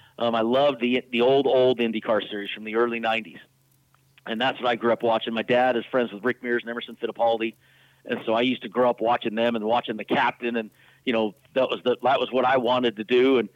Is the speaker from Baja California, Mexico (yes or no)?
yes; Baja California, Mexico; I grew up down in Baja